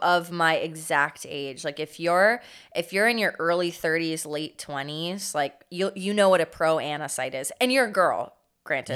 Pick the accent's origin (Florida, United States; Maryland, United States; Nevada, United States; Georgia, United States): Florida, United States; Fort Myers; I was from Florida